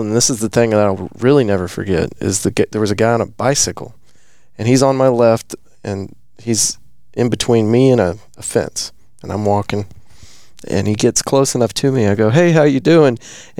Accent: Texas, United States; Well, we're Texan.

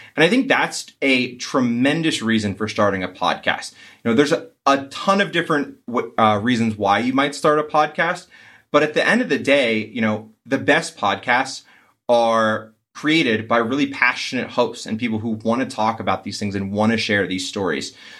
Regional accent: East Coast, United States; also born or lived in New England; Growing up on the East Coast and spending time in, uh, New England

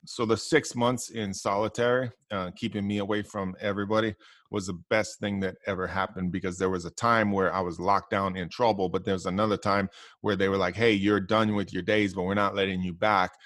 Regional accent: Hawaii, United States; when I grew up, you know, I, I come from Hawaii

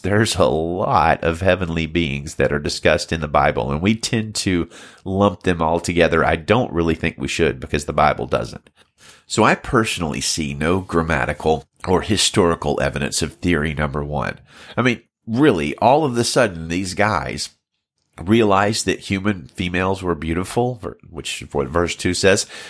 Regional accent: Alabama, United States; now in Salinas, United States; I'm from Alabama originally, but I pastor Valley Baptist Church in Salinas, California

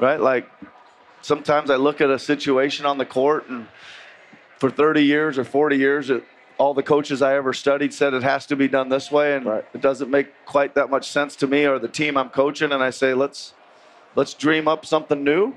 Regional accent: Iowa, United States; moved away; I grew up in Iowa, so we're all out working in the in the fields and all that stuff in the summertime.

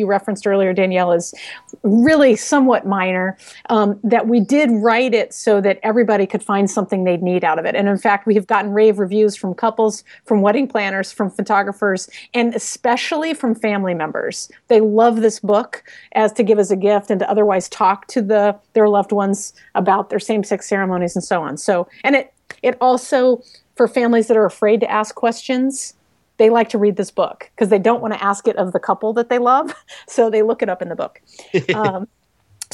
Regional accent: Texas, United States; I'm from Texas

